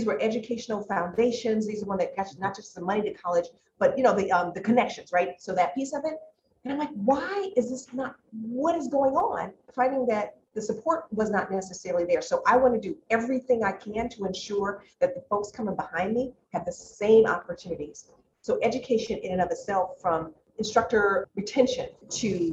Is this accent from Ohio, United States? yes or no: no; Chicago, Illinois, United States; I grew up in Roseland on the south side of Chicago